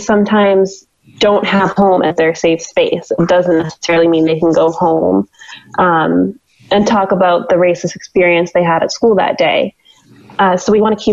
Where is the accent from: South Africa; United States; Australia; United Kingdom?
United States; Western Maine; I grew up in Western Maine, and I graduated Dirigo High School in 2008.